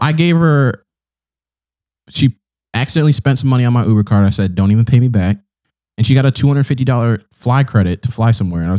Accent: Nigeria; now in United States; we're both Nigerian, Efi.

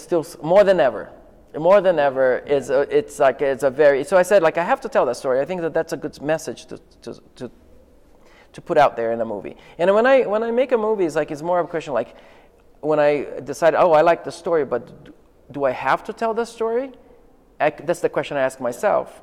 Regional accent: Rio de Janeiro, Brazil; I'm from Rio

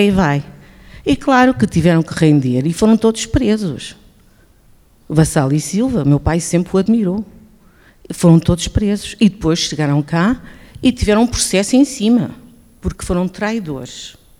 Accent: Goa, India; moved away; Eu nasci em Goa e meu pai era chefe de esquadra de Quepem

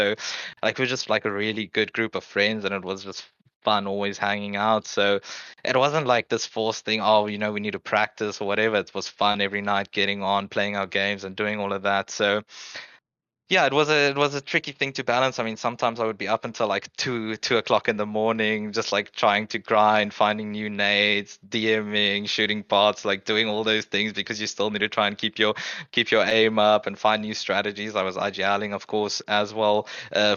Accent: South Africa; moved away as an adult; growing up in South Africa

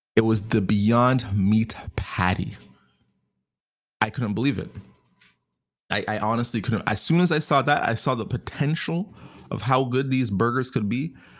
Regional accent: Canada; I'm Canadian.

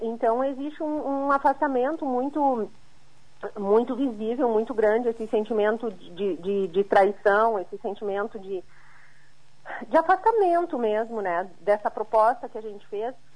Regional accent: Santa Catarina, Brazil; como catarinense

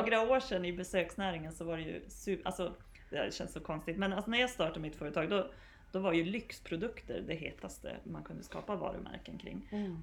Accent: Piteå area, Norrbotten County, Sweden; jag är från Gävle då så det finns väl nästan inga präktigare Piteåbor

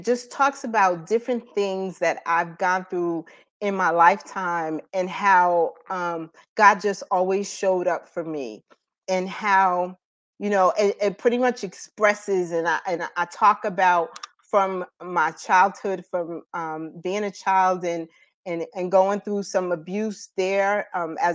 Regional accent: Paterson, New Jersey, United States; moved away as an adult; now in North Carolina, United States; I am an alumni of Eastside High School from Paterson, New Jersey. So that's where I'm originally from

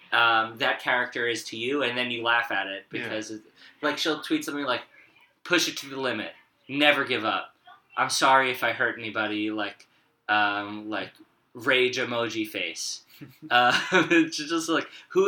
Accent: New York, United States; I'm Jewish and from New York

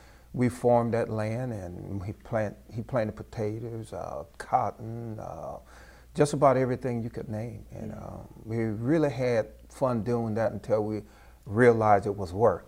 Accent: Port Barre, Louisiana, United States; I grew up in Port Barry, Louisiana.

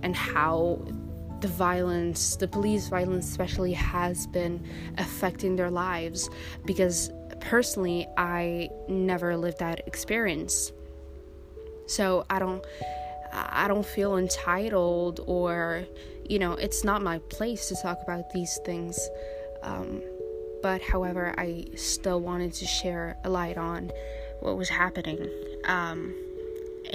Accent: Belgium; also born or lived in Morocco (ancestry); But I was born in Belgium, so technically I'm a Belgian citizen.

